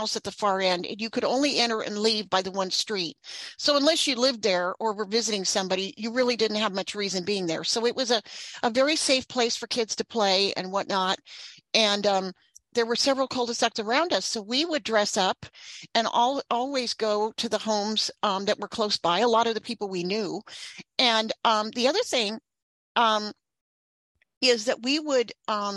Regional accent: Northern California, United States; I grew up in Northern California

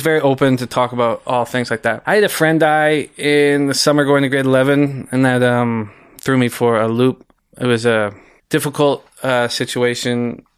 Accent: West Vancouver, British Columbia, Canada; I grew up in West Vancouver, graduated from West Van High

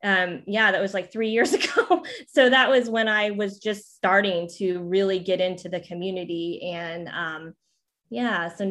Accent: Oklahoma, United States; moved away as an adult; also born or lived in Tulsa, Oklahoma / Dallas, Texas / Korea; now in Atlanta, United States; growing up in Oklahoma and my sister's still there

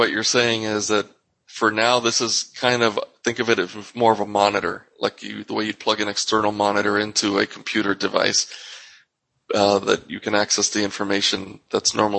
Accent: New York, United States; moved away; I'm from New York originally

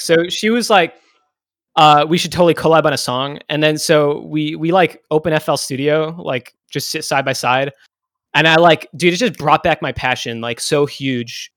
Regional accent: near Boston, Massachusetts, United States; I grew up near Boston.

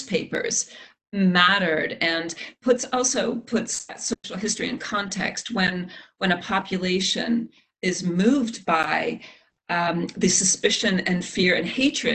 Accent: Canada; As a Canadian

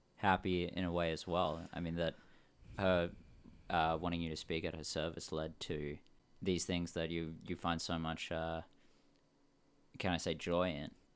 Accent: Australia; now in Vancouver, Canada; we're from Australia

